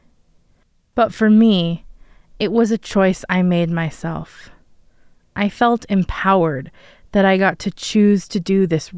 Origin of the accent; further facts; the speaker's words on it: Denver, Colorado, United States; Where I grew up in Denver